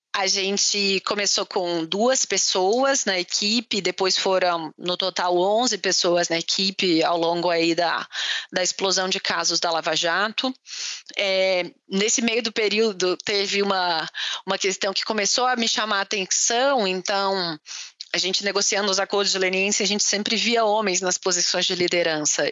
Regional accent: Pará de Minas, Minas Gerais, Brazil; also born or lived in Belo Horizonte; eu sou é, mineira é, de Belo Horizonte, de BH, para os mais íntimos, é, aos nove anos, é, eu saí de BH com os meus pais e fui para o interior de Minas. Então, uma cidade que chama Pará de Minas

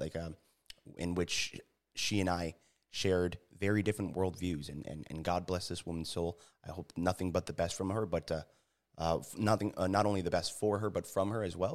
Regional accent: New Haven, Connecticut, United States; moved away as an adult; also born or lived in San Diego, California; growing up in New Haven, uh, joined the military

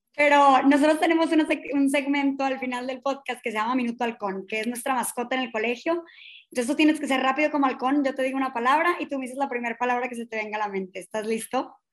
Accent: Mexico; como ciudadanos, como docentes, como personas, como mexicanos

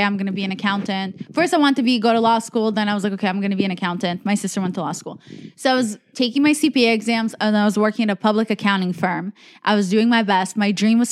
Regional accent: United States; I was like foreign growing up in America.

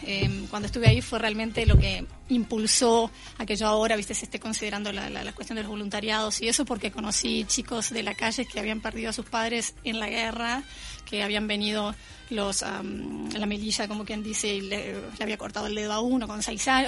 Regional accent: Uruguay; moved away; soy uruguaya

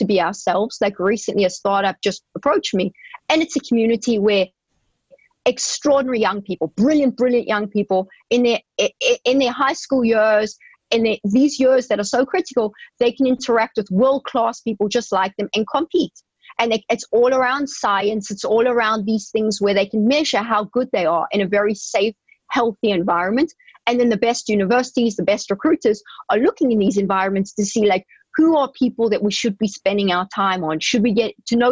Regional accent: South Africa; moved away as an adult; I grew up in South Africa, as you know, and we never had exposure to this kind of thing

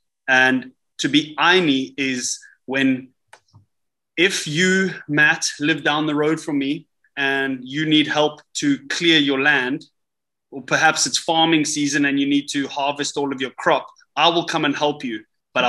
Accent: Dubai, United Arab Emirates; I'm from Dubai. It's the most expensive city you can live

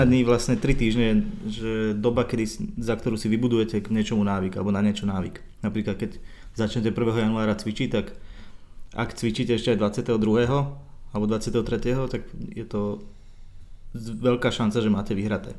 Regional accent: Sereď, Trnava Region, Slovakia; moved away; keď som ešte býval doma v Seredi

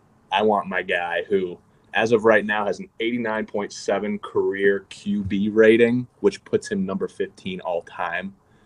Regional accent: Nashville, Tennessee, United States; I'm from Nashville.

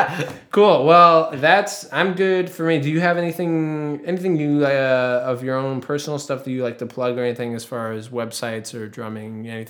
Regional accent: New Hampshire, United States; I'm from New Hampshire.

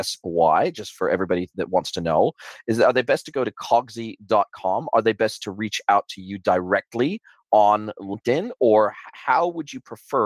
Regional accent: Southern California, United States; now in New Zealand; I'm originally from Southern California, born and raised in Southern California, been in New Zealand for the last 25 years.

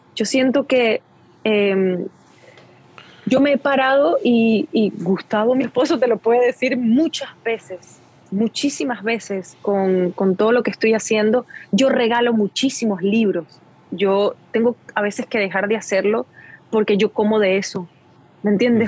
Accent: Venezuela; moved away; also born or lived in Guatire; soy venezolana y yo vengo de ahí y esa es mi gente, ese es mi origen

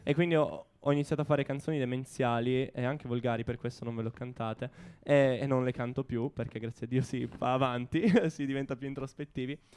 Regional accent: Catania, Sicily, Italy; io sono di Catania

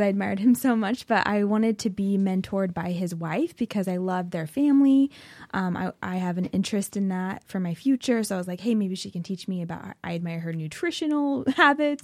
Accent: Oregon, United States; I grew up in Oregon, um, so born and raised

